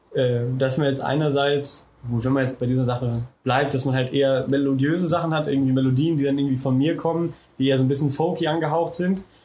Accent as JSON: {"language": "German", "town": "Schieder-Schwalenberg", "region": "North Rhine-Westphalia", "country": "Germany", "tie": "born or raised there", "said": "auch aus Westfalen ist so Schieder heißt"}